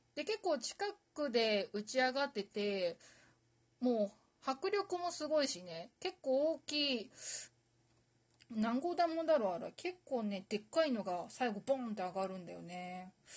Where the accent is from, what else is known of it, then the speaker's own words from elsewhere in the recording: Aomori, Japan; 私実は、あの、青森県出身なんですけど